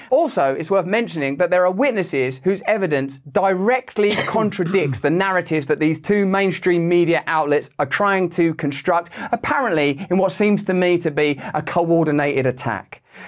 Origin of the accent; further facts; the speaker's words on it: England, United Kingdom; I'm English